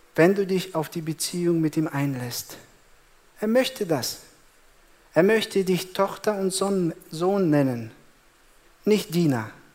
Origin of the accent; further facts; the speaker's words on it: Germany; bei uns in Deutschland